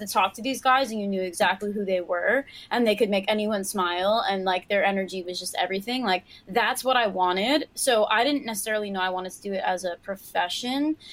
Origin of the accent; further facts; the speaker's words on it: New York City, New York, United States; Born and raised, you know I'm from Queens